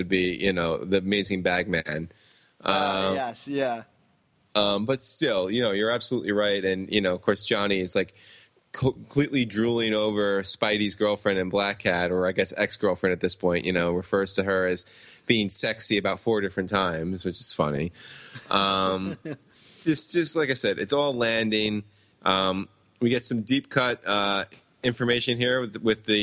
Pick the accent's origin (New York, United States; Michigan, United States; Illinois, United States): New York, United States; Long Island; I grew up on Long Island, so that's like kind of it's the suburbs of New York